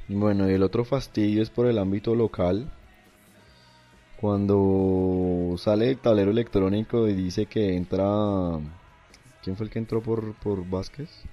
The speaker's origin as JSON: {"language": "Spanish", "country": "Colombia", "said": "yo como colombiano no me siento representado por ellos"}